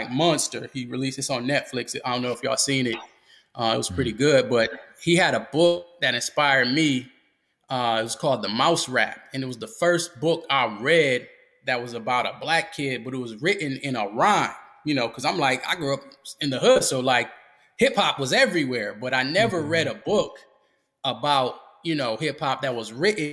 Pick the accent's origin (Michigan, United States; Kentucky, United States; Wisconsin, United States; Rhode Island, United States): Michigan, United States; Grand Rapids; now in North Carolina, United States; I'm originally from Michigan, Grand Rapids, Michigan, to be specific